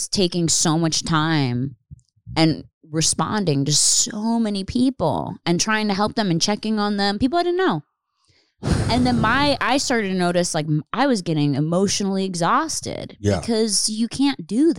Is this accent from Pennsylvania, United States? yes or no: yes; Pennsylvania, United States; I didn't grow up in the city. I grew up in Upper Bucks County, like outside.